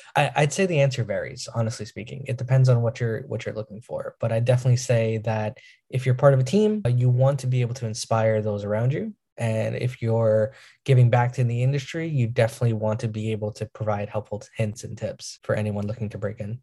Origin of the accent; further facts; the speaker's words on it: New York, United States; I'm from New York